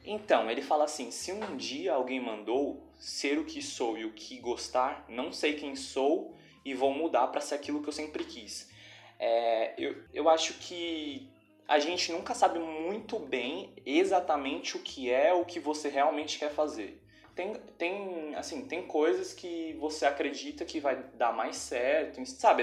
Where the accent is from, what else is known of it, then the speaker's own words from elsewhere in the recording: São Paulo, Brazil; eu sou já de São Paulo